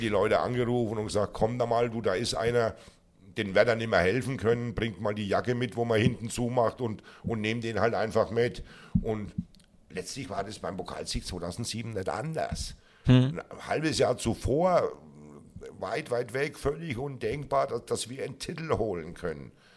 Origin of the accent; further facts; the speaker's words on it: Würzburg, Bavaria, Germany; ich natürlich gebürtiger Franke, wenn auch gebürtiger Unterfranke Würzburger bin